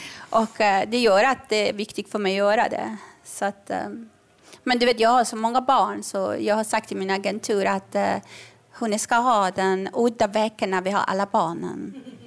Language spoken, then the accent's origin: Swedish; Iran; moved away; jag är uppvuxen under revolutionen i Iran